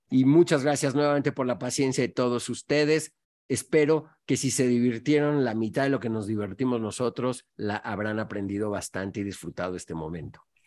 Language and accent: Spanish; Mexico; moved away as an adult; also born or lived in Montevideo, Uruguay / Singapore; viniendo de México